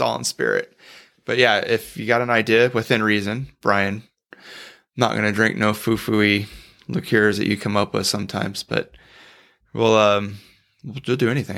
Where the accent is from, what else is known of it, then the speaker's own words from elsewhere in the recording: Bakersfield, California, United States; we were actually born and raised in Bakersfield, California